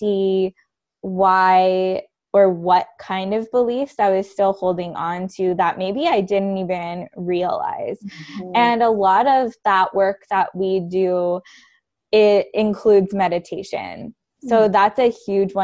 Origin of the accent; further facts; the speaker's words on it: Canada; I'm Canadian